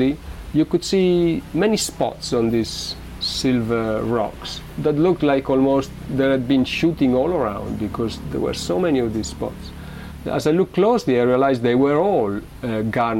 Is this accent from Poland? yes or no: no; Modena, Emilia-Romagna, Italy; moved away; I am from Modena